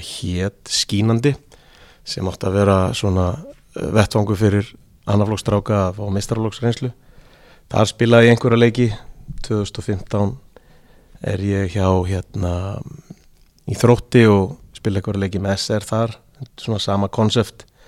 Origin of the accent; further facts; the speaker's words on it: Seltjarnarnes, Capital Region, Iceland; moved away as an adult; also born or lived in Erie, Pennsylvania, United States; Ég fættur og uppalinn á Seldjarnanessi í mikillir KR fjölskyldu